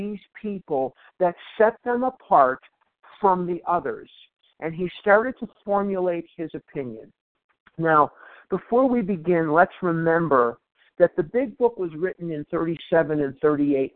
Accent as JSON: {"language": "English", "town": "Chicago", "region": "Illinois", "country": "United States", "tie": "born or raised there", "moved": "yes", "lives_now": "Scottsdale, United States", "said": "I live in Scottsdale, Arizona, but I was born and raised in Chicago"}